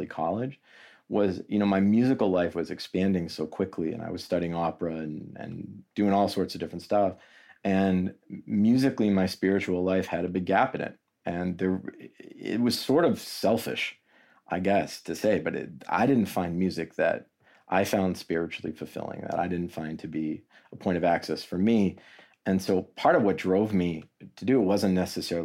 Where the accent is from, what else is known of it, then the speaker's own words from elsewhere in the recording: Cape Cod area of Massachusetts, United States; I grew up on the Cape Cod area of Massachusetts, about an hour south of Boston, kind of right where Cape Cod bumps into the mainland